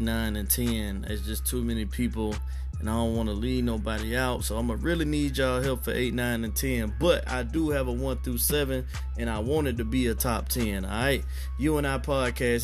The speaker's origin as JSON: {"language": "English", "town": "Atlanta", "region": "Georgia", "country": "United States", "said": "I'm from Atlanta"}